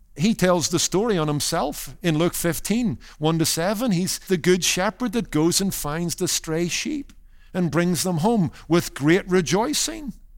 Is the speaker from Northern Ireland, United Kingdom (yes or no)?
yes; Northern Ireland, United Kingdom; When I was growing up in Northern Ireland